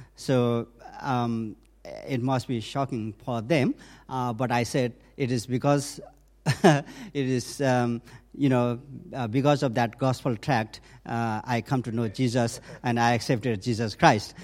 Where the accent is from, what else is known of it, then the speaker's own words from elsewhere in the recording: northern Nepal, Nepal; I was born and raised up um, in a mountain village in the northern part of Nepal